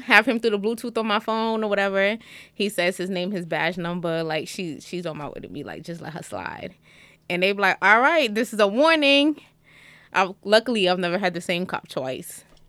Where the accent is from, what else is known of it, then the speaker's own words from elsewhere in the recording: Jamaica; I'm Jamaican, we don't do that.